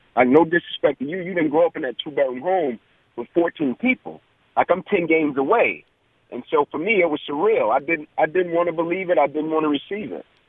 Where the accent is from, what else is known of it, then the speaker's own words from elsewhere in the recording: Atlanta, Georgia, United States; growing up in the Kirkwood community